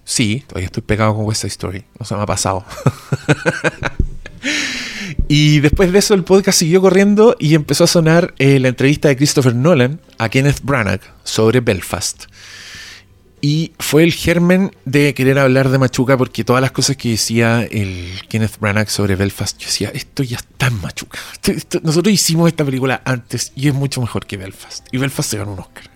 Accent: Chile; soy chileno

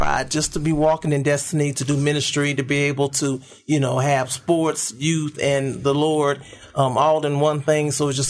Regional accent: Memphis, Tennessee, United States; I'm right here from Memphis, Tennessee. Went to Kirby High School. Like Rev Kev, I actually accepted Christ in Vacation Bible School at the age of 7. And my family was very active in the church and everything, very active in the church. And so grew up in the church.

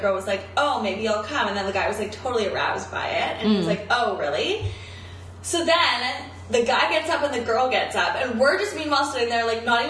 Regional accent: Vancouver, British Columbia, Canada; we're from Vancouver.

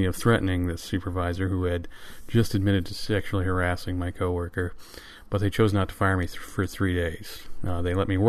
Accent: Michigan, United States; Michigan Radio, which is an NPR affiliate in my home state

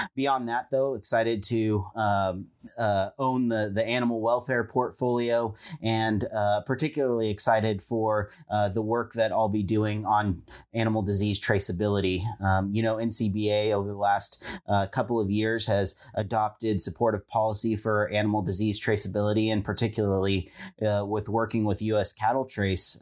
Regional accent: California, United States; moved away as an adult; now in Washington, D.C., United States; I'm from California

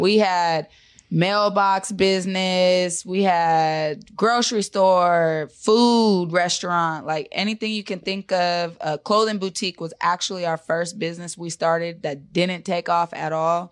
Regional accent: Seattle, Washington, United States; also born or lived in Park Lake Homes, King County / Highline, King County; I'm born and raised in Seattle

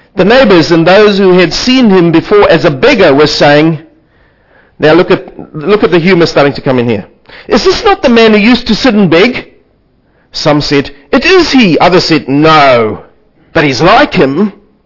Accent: South Africa; I come from South Africa

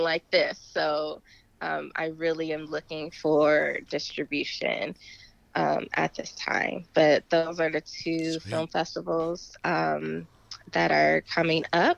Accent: Dayton, Ohio, United States; moved away; I am originally from Dayton, Ohio

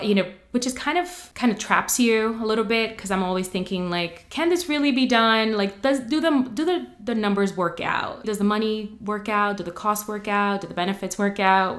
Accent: New York City, New York, United States; also born or lived in Dominican Republic; we moved to New York, not very far from here, actually. Well, not very far from campus. Grew up on Morningside

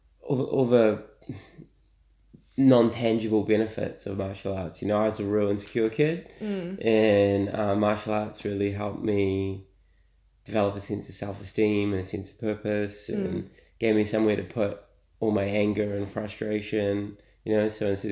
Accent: Auckland, New Zealand; I'm from here. I'm from Auckland.

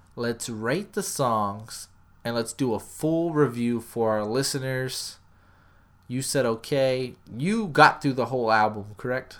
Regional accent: Smithville, Texas, United States; growing up in Smithfield, Texas, A K A Screwville

